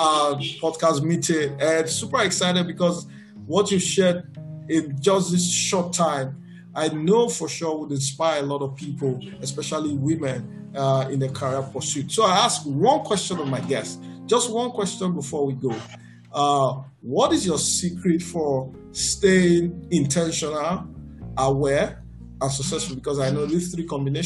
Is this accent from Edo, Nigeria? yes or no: yes; Benin City, Edo, Nigeria; I grew up in Benin